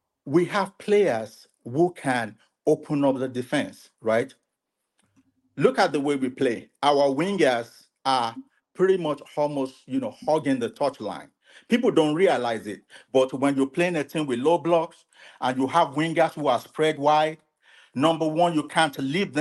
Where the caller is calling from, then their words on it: Atlanta, Georgia, United States; I'm calling from Atlanta, Georgia